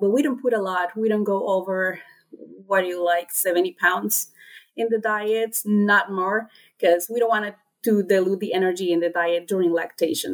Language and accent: English; Honduras; moved away as an adult; also born or lived in North Carolina, United States; I am originally from Honduras